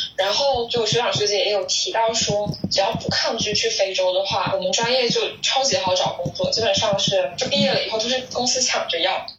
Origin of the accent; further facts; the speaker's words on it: Shenzhen, Guangdong, China; 因为我是在深圳长大的，这边跨境电商特别发达